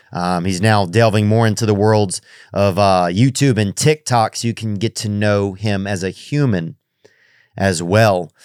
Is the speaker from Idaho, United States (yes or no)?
no; Louisiana, United States; we're both from Louisiana.